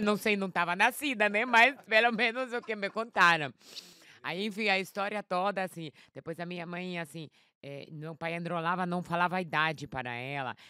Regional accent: Warsaw, Masovian Voivodeship, Poland; Portuguese is a second language; also born or lived in London; now in São Paulo, Brazil; Eu sou polonesa, nasci lá em Varsóvia.

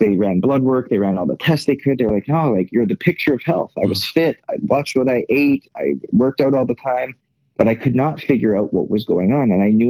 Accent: Canada; moved away as an adult; now in United States; born and raised in Canada

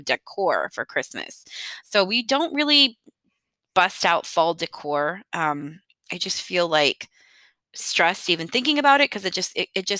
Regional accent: Michigan, United States; moved away as an adult; now in Texas, United States; I was raised in Michigan and lived there until my early 20s

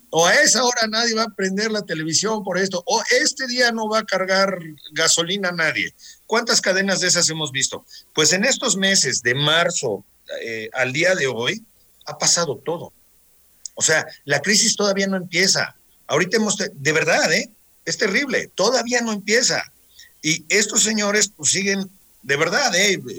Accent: Mexico; Nosotros como mexicanos somos los campeones de, del amor.

